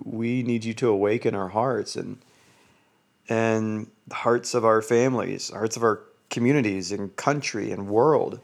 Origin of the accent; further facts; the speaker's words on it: Georgia, United States; moved away as an adult; now in Utah, United States; I live in Utah, but I'm from Georgia